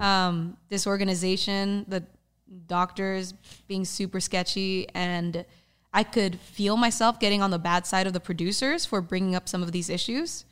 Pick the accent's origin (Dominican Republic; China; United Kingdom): Dominican Republic; moved away; my home country, the Dominican Republic